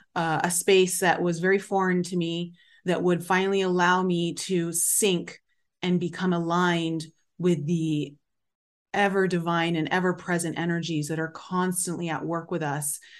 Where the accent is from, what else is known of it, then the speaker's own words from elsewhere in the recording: Canada; I grew up in Canada, so I learned French.